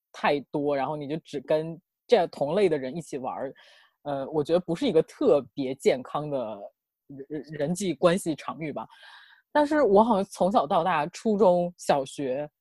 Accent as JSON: {"language": "Chinese", "region": "Northeast China", "country": "China", "said": "我们东北这边，高中以下的学校"}